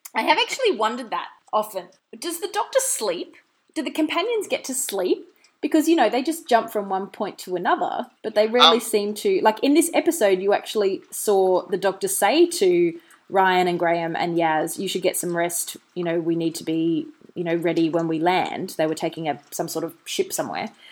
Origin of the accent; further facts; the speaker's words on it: Australia; I'm an Australian